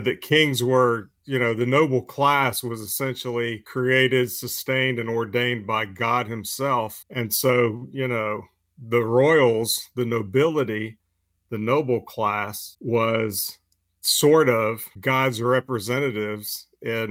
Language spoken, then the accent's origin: English; United States; as an American